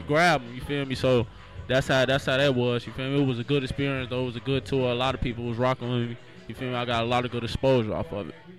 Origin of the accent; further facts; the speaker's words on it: Chicago, Illinois, United States; My grandparents, both of them pastors, they still got their own church to this day right now called New Life Family Christian Center on 72nd and Emerald in Chicago. You feel me? I'm from Chicago